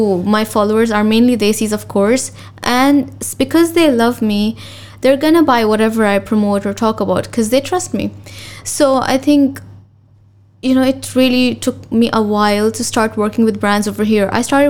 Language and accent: English; Pakistan; now in Dubai, United Arab Emirates; So being a Pakistani, it can be a bit tricky. Although we have a lot of multinational, like there's a lot of different nationalities living here in Dubai, and I love that.